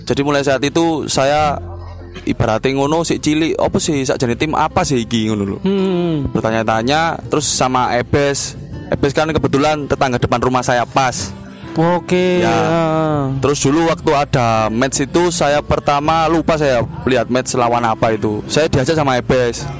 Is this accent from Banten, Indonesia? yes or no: no; Sidoarjo, East Java, Indonesia; Saya jatuh cinta, mulai mencintai tim sepak bola lokal kabupaten saya ini dari SD.